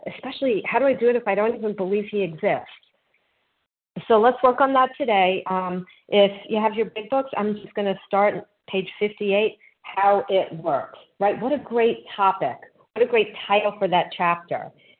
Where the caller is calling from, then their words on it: North Carolina, United States; also born or lived in New Jersey; I'm calling from North Carolina. I was formerly in New Jersey.